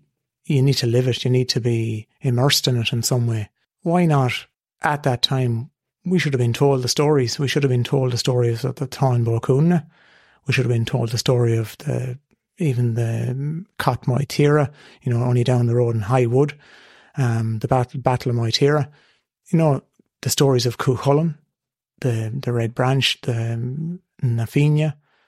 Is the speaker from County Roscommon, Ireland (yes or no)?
yes; Boyle, County Roscommon, Ireland; I'll always say I'm from Boyle originally.